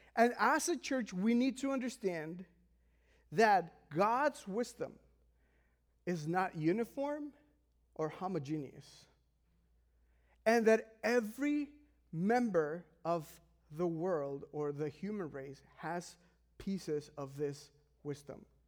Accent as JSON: {"language": "English", "country": "Mexico", "said": "I am from Mexico"}